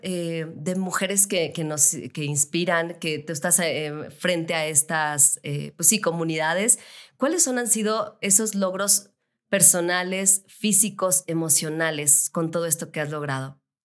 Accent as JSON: {"language": "Spanish", "town": "León", "region": "Guanajuato", "country": "Mexico", "moved": "yes", "lives_now": "Mexico City, Mexico", "said": "Yo soy de León, Guanajuato, me vine aquí a la Ciudad de México"}